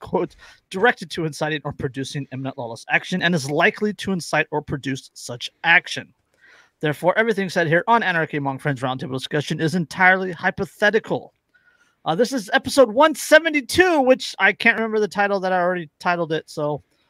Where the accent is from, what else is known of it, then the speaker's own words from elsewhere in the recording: California, United States; I'm from California.